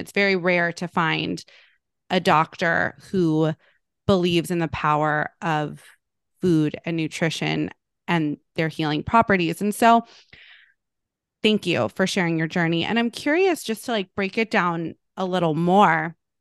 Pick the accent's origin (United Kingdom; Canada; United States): United States; Malibu, California; I grew up in Malibu